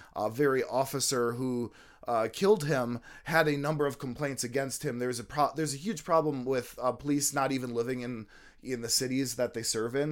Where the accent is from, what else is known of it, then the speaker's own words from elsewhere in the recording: United States; I was from America